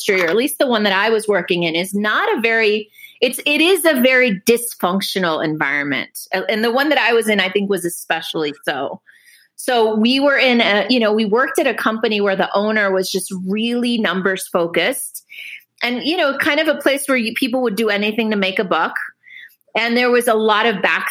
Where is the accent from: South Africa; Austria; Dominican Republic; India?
Dominican Republic; also born or lived in Cuba; now in United States; I grew up in the Dominican Republic